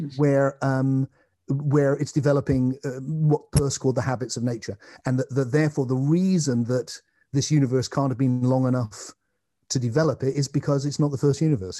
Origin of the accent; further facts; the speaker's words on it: England, United Kingdom; I'm an English man